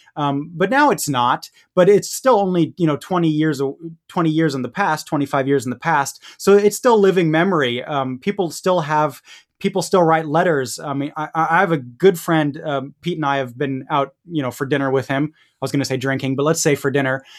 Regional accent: Munich, Bavaria, Germany; now in Bay Area, California, United States; I grew up in Munich

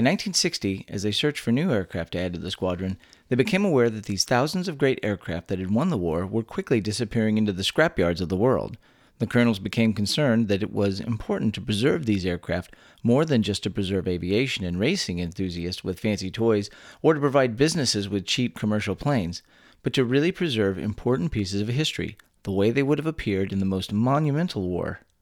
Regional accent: Texas, United States; born or raised there

